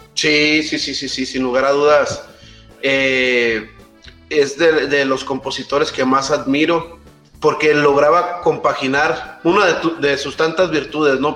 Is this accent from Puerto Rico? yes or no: no; Mexico; el pasaporte mexicano